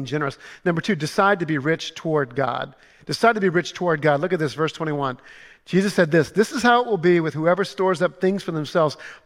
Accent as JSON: {"language": "English", "region": "Louisiana", "country": "United States", "said": "I'm from Louisiana"}